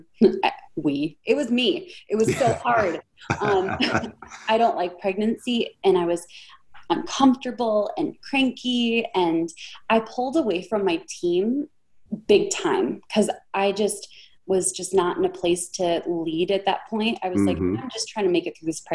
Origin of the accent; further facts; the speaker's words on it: Minnesota, United States; I'm from Minnesota.